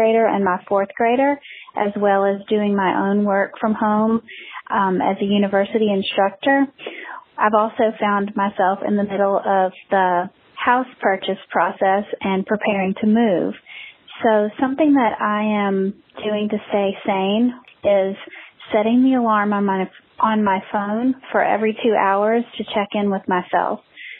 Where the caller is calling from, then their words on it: Alabama, United States; I'm calling from Alabama